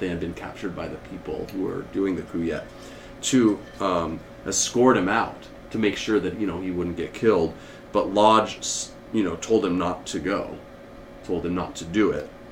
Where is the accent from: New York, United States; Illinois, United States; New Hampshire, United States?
New Hampshire, United States; New Hampshire, or the state we're in now, or home, my home state at least